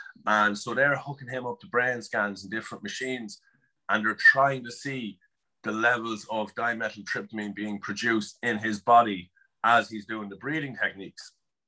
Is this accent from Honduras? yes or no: no; Netherlands; born there; I was born in Holland, but he was living in Poland with his parents.